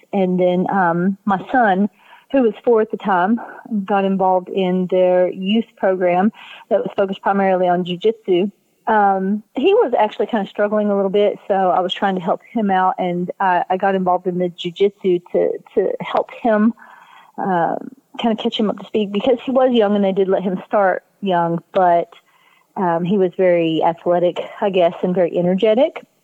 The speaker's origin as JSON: {"language": "English", "region": "Southeast Kentucky", "country": "United States", "accent": "Southeast Kentucky", "said": "I'm from Southeast Kentucky"}